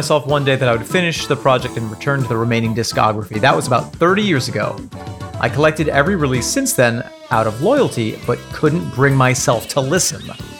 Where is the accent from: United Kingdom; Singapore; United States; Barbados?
United States; Massachusetts; I grew up just outside of Boston, and my first tall album was stolen from a flea market.